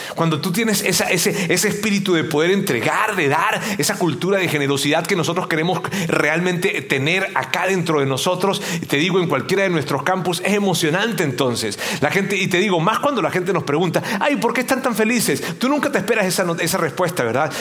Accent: Venezuela; moved away; mi tierra, en Venezuela

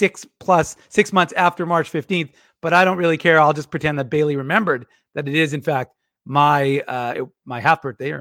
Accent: Winnipeg, Manitoba, Canada; I'm a North Ender

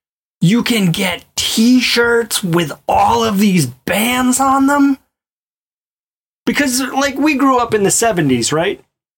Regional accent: Mobile, Alabama, United States; I grew up in Mobile, Alabama, and none of the stores had that stuff.

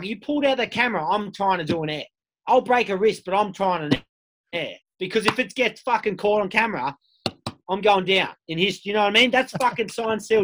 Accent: Sydney, New South Wales, Australia; I grew up in Bondi

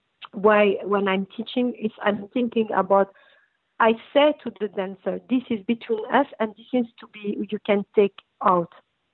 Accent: Tanger-Tetouan-Al Hoceima, Morocco; English is a second language; also born or lived in Belgium; I come from North Morocco. I'm a Jebelia style girl, which I live in Tangier.

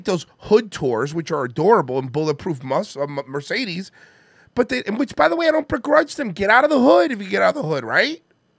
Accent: India; Let me tell you. I'm Indian. My parents weren't happy about it.

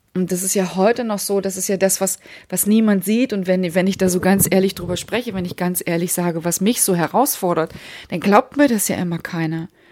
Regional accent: Hamburg, Germany; ich komme aus Hamburg

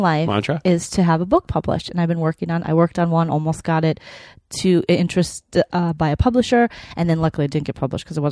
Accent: Minnesota, United States; now in Los Angeles, United States; I'm from Minnesota.

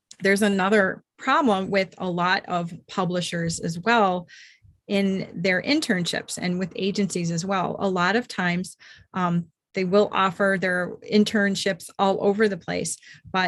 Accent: Minnesota, United States; I grew up mostly here in Minnesota

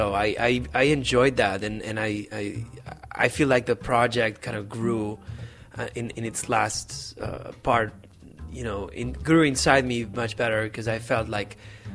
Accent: Barcelona, Catalonia, Spain; moved away; I'm from Barcelona, which is in the northeast of Spain, and I am from a very Catalan background.

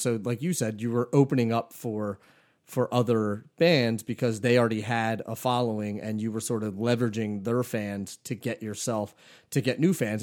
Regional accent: Philadelphia, Pennsylvania, United States; growing up in Philly

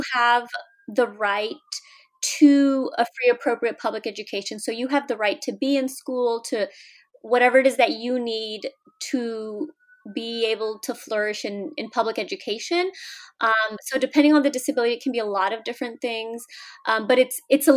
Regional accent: California, United States; moved away as an adult; also born or lived in Mexico; now in Washington, D.C., United States; I grew up in California, born in Mexico

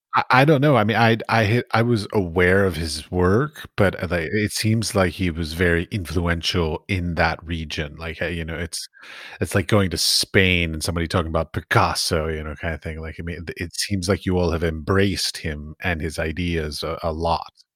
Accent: United States; I'm American

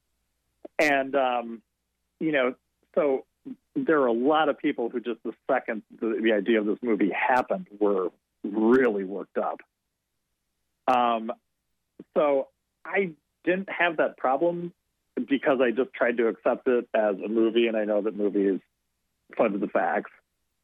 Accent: outside of Chicago, Illinois, United States; I grew up outside of Chicago

